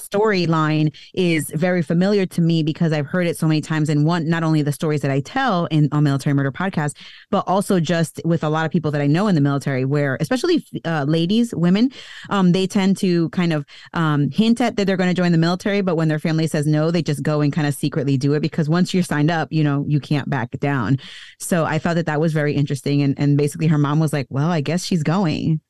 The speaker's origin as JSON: {"language": "English", "country": "United States", "tie": "born or raised there", "said": "I was born here in the U S"}